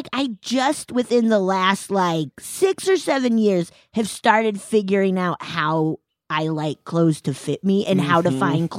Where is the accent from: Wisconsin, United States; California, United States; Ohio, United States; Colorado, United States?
Colorado, United States; I grew up in Colorado in the mountains and we would get bears in the summer.